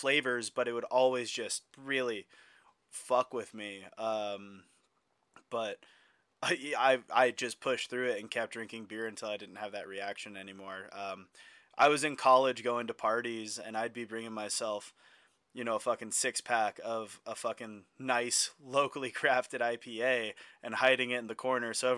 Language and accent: English; Bend, Oregon, United States; I grew up in Bend, Oregon, which is a fucking hub for craft beer, obviously.